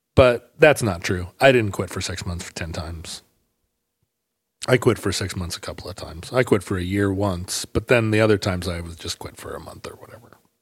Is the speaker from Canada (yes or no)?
no; United States; people welcomed me as an American